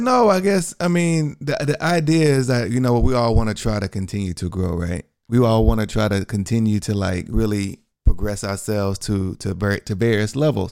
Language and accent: English; Texas, United States; I'm from Texas